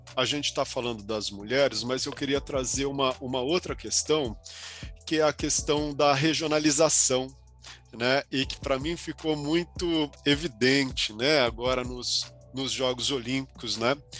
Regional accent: ABC region, São Paulo, Brazil; Eu sou aqui do ABC

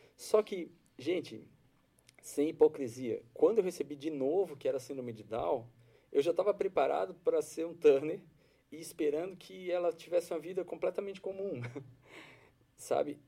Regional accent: Florianópolis, Santa Catarina, Brazil; Eu sou aqui de Florianópolis.

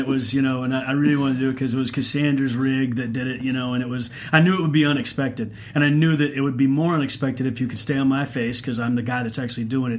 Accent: Oklahoma, United States; I'm from Oklahoma, I'm part Cherokee

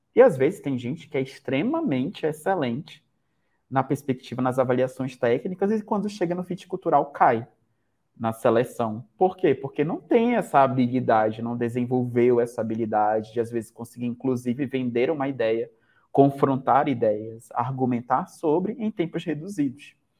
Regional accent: Manaus, Amazonas, Brazil; moved away as an adult; now in Campo Grande, Brazil; Eu sou Manauara

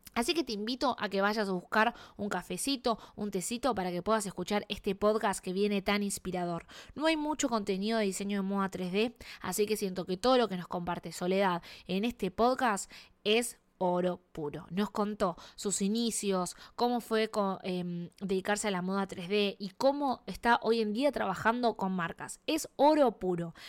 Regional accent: Argentina; now in Canada; Soy argentina y vivo en Canadá.

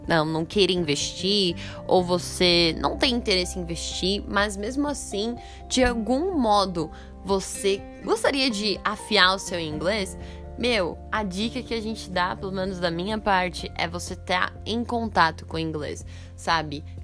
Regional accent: Brazil; E eu sou fluente em português, eu sou brasileira e eu não conhecia.

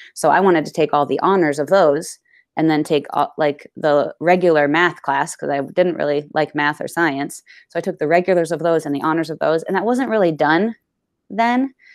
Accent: Clarendon, Vermont, United States; I'm from Clarendon, Vermont.

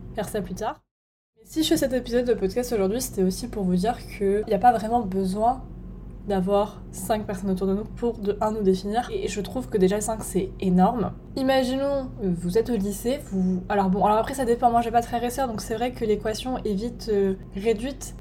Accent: Lorraine, Grand Est, France; moved away as an adult; also born or lived in Bordeaux; now in England; je viens de Lorraine

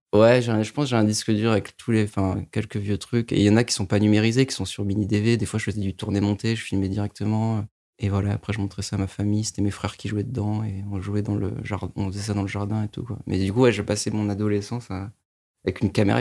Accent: Paris suburbs, Île-de-France, France; now in Paris, France; j'habite à Paris, j'ai grandi en banlieue parisienne

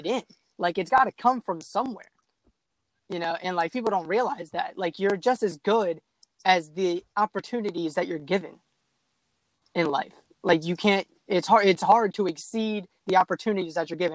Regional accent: near Baltimore, Maryland, United States; I grew up like 45 minutes from Baltimore City. So Baltimore City is like my hometown

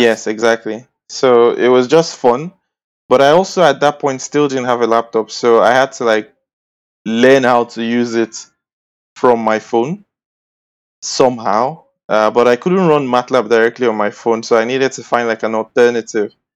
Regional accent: Edo, Nigeria; I'm from Edo State. I'm a Bini boy

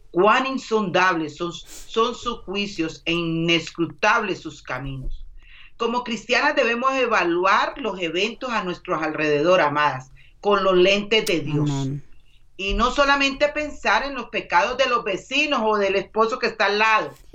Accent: Colombia; Como dicen en mi país, Colombia.

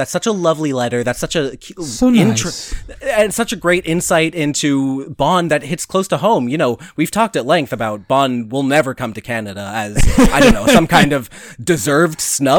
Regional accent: Youngstown, New York, United States; Oh, I grew up in Youngstown, New York, right across the lake from you and across the river from Niagara

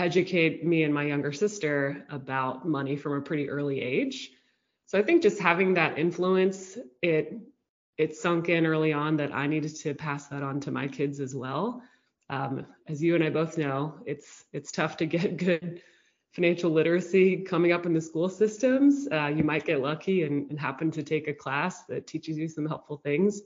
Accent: Houston, Texas, United States; We grew up in Houston, Texas

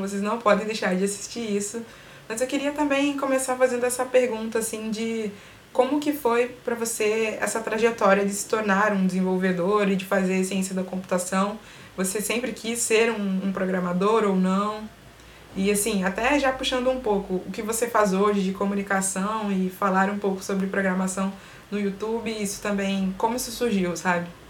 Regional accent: Brazil; a gente se vê como brasileiro

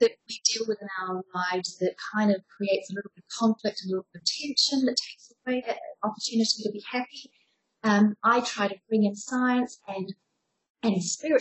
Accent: New Zealand; moved away as an adult; also born or lived in Southeast Asia / Australia / Europe; So the funny accent is because I'm a New Zealander. I left New Zealand about 17 years ago, though, and I've been living around Southeast Asia, Australia

